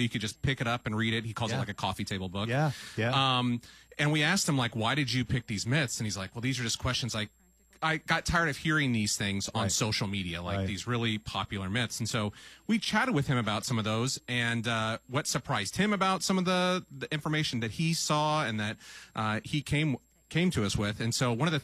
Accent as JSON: {"language": "English", "town": "Salem", "region": "Illinois", "country": "United States", "tie": "born or raised there", "said": "We grew up in Southern Illinois, Salem, Illinois."}